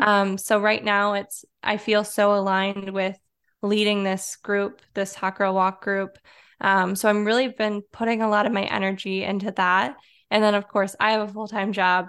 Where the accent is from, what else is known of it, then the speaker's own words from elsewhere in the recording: Detroit, Michigan, United States; also born or lived in Chicago; I was born and raised in the Detroit area